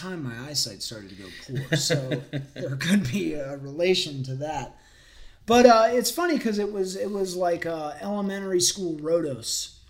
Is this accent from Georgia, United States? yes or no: yes; Forsyth County, Georgia, United States; growing up in Forsyth County, there wasn't really, you know, there wasn't skate parks nearby.